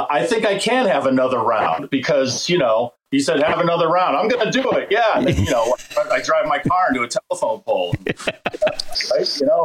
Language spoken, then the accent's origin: English; hometown of the band Extreme, Massachusetts, United States; my hometown guys, Extreme.